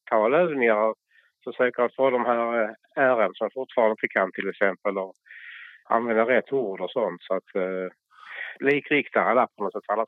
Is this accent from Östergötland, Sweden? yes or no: no; Lund, Skåne, Sweden; accent: skånska; jag är ju född i Lund så att jag vill vara Lundabo